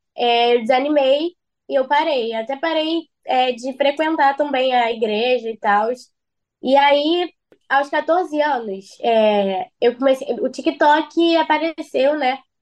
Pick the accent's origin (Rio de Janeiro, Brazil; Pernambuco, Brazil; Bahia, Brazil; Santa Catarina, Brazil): Rio de Janeiro, Brazil; eu sou da Zona Oeste, Rio de Janeiro, Bangu